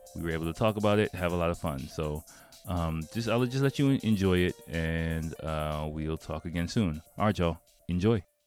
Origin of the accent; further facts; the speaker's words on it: Washington, District of Columbia, United States; moved away as an adult; also born or lived in Delaware; now in Japan; I was born and raised in Washington, D C, Northeast Washington, D C